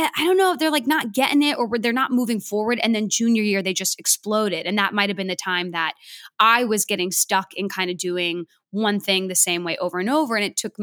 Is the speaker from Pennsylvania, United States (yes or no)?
no; outside San Francisco, California, United States; I grew up outside San Francisco